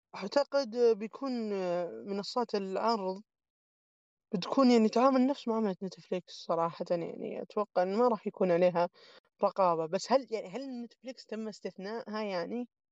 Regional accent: Saudi Arabia; عندنا في السعوديه هنا

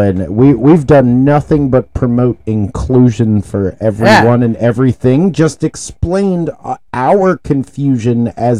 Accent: Baltimore, Maryland, United States; I may be white, but again, I'm from Baltimore.

